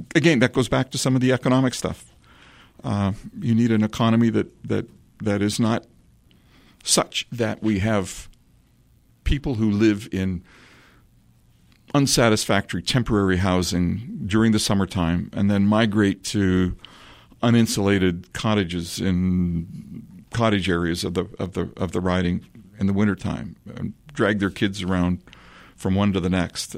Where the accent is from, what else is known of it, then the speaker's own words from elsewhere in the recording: Collingwood, Ontario, Canada; the small community sense that I grew up with in Collingwood